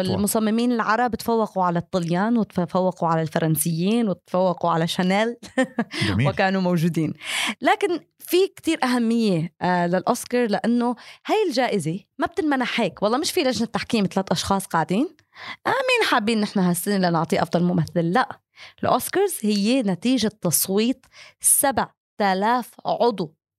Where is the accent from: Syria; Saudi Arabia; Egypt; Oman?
Syria; moved away; قبل الحرب بسنوات طويله طلعت من سوريا فلما تكون في براسك هاي الصوره الحلوه لبلدك اللي كبرت فيها